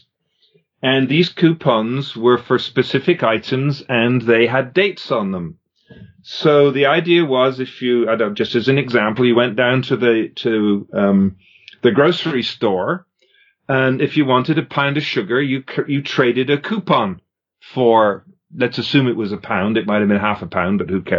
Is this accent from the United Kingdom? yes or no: yes; England, United Kingdom; moved away as an adult; now in Canada; I grew up in England. I came to Canada when I was just after I graduated.